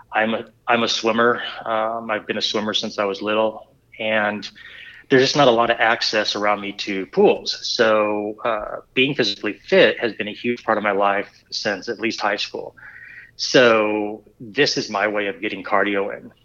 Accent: Southern California, United States; also born or lived in Springfield, Missouri; now in Bentonville, Arkansas, United States; I'm originally from Southern California. When I was young, I had bikes and I would just ride them around the neighborhood

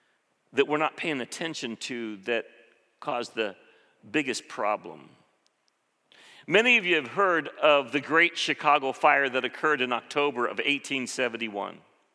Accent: Philippines; When I grew up in the Philippines, one of the first things I learned as a six-year-old, my mom would always say, don't drink the water.

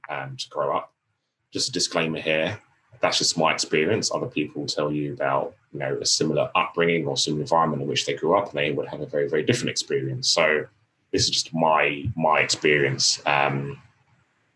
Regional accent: London, United Kingdom; So I grew up in Tottenham in North London

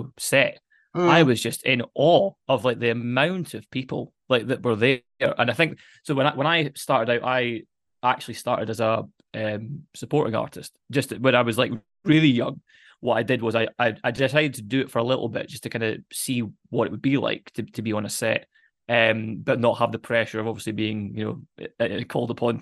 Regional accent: Dundee, Scotland, United Kingdom; I'm from Dundee, so my mum moved back to Dundee

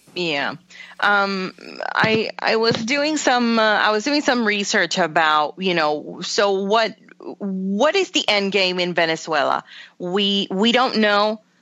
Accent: Puerto Rico; moved away; growing up in Puerto Rico

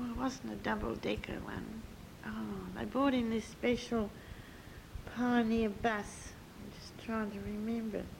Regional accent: Cottesloe, Western Australia, Australia; if you've lived in Cottesloe for the number of years I did, you still have got this, you know, that's my hometown.

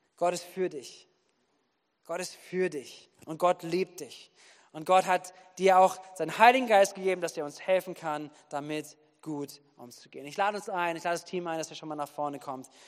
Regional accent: Wuppertal, North Rhine-Westphalia, Germany; now in Bad Kreuznach, Germany; Ich komme ja aus Wuppertal, da bin ich aufgewachsen

